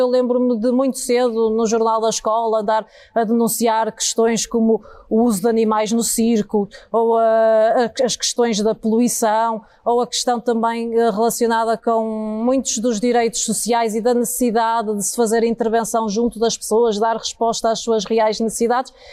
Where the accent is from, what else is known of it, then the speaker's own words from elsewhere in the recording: Porto, Norte, Portugal; eu nasci eh, de facto na freguesia da Sé, eh, é precisamente o coração do Porto